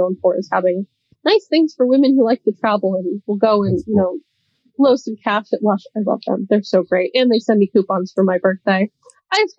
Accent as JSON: {"language": "English", "country": "United States", "also_born_or_lived": "Boston", "moved": "as an adult", "lives_now": "Doha, Qatar", "said": "I'm American and I live in Doha, Qatar"}